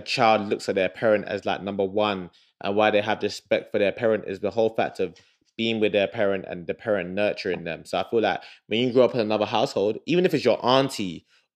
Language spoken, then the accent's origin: English; Nigeria; moved away; growing up in Nigeria, it's like I was my granddad and my uncle